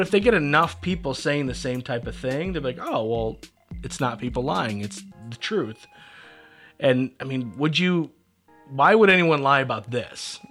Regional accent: Kendall, New York, United States; I'm from Kendall, New York

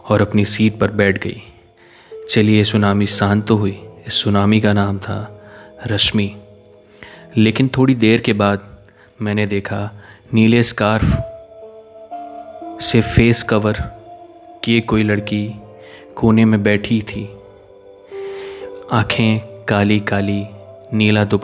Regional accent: Neemuch, Madhya Pradesh, India; मैं मध्य प्रदेश के बहुत ही छोटे से ज़िले नीमच का रहने वाला हूँ

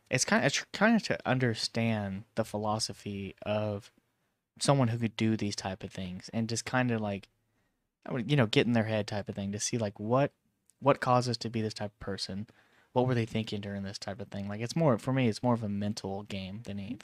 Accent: Vallejo, California, United States; Vallejo, California, my hometown

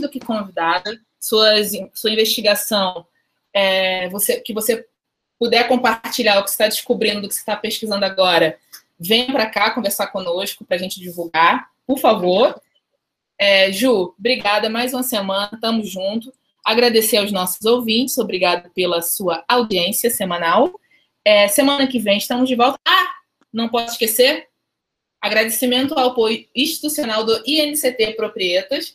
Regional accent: Juazeiro do Norte, Ceará, Brazil; now in Rio de Janeiro, Brazil; eu sou do interior do Ceará, Inês. Eu moro no, no Rio já há bastante tempo, mas eu nasci em Juazeiro do Norte, que é interior do Ceará

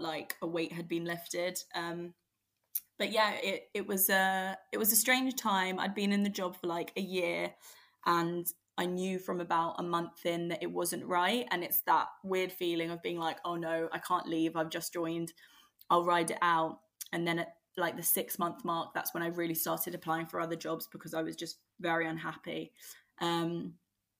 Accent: London, United Kingdom; I grew up in Greater London

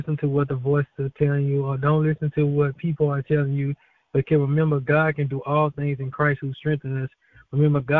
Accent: Baton Rouge, Louisiana, United States; I'm from Baton Rouge, Louisiana

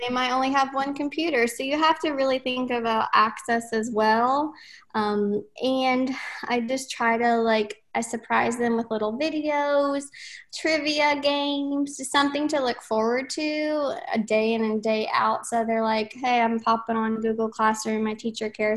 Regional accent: Tennessee, United States; I am from Tennessee.

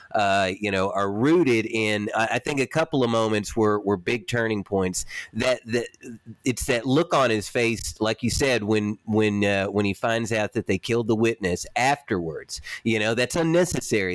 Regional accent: Warren County, Tennessee, United States; moved away; I'm from Warren County, Tennessee

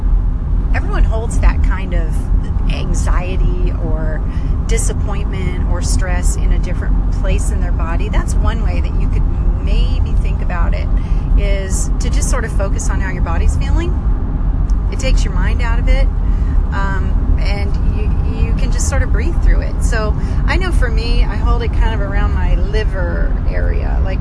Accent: Great Lakes, United States; now in Texas, United States; I grew up in the Great Lakes

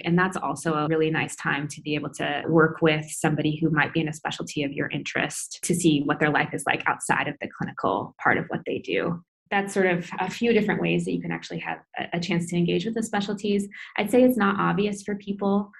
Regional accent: Iowa City, Iowa, United States; moved away as an adult; also born or lived in Grinnell, Iowa; now in San Francisco, United States; I grew up in Iowa City and then obviously went to Grinnell, but now I'm a, kind of a California transplant

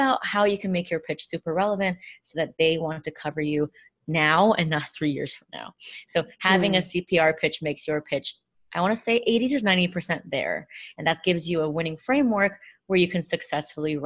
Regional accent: United States; I grew up in a bicultural household. I'm Chinese American.

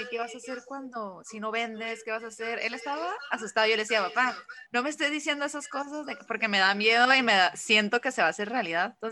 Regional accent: Mexicali, Baja California, Mexico; now in Tijuana, Mexico; yo soy de Mexicali, me vine a Tijuana para

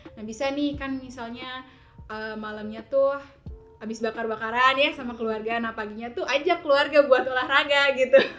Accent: Garut, West Java, Indonesia; now in Tasikmalaya, Indonesia; aku emang asal Garut

